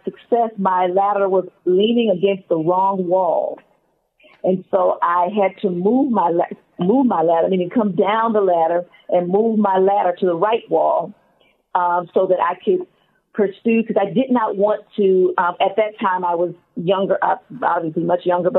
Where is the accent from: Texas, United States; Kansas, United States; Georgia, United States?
Georgia, United States; Atlanta; also born or lived in Alabama; I was born in Alabama. I'm very happy to be an Alabama girl, but raised in Atlanta from first grade on up, and so Atlanta's home.